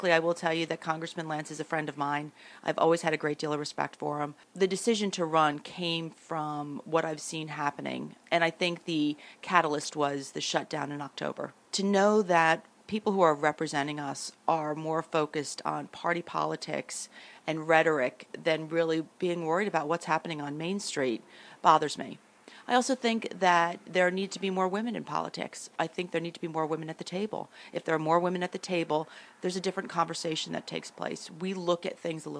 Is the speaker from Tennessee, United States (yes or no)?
no; Hunterdon County, New Jersey, United States; also born or lived in Union County, New Jersey / Winfield Park, New Jersey; I grew up basically in Hunterdon County, spent most of my childhood there